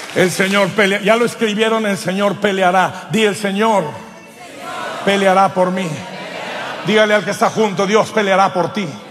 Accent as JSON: {"language": "Spanish", "region": "Durango", "country": "Mexico", "said": "Allá en mi pueblo de Durango"}